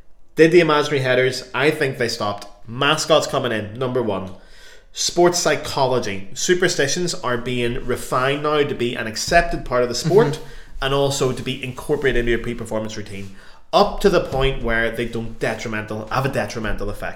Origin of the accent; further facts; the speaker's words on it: Ireland; moved away; we're Irish